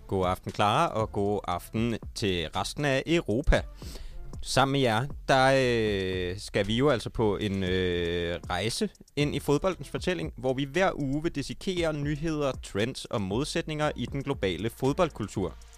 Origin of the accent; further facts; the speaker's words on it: Odense, Southern Denmark, Denmark; jeg kommer fra Odense